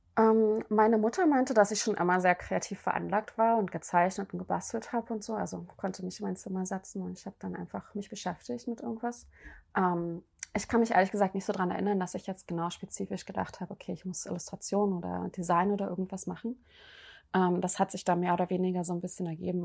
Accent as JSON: {"language": "German", "country": "Germany", "tie": "born or raised there", "said": "es wurde auch damals in der DDR äh, als JWD bezeichnet, also Janzwei draußen, mhm. die Gegend, wo ich aufgewachsen bin"}